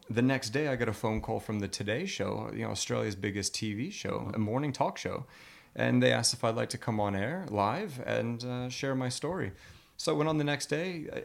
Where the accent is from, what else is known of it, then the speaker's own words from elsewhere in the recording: Colorado, United States; Well, I'm from Colorado originally, but I've never skied in my life.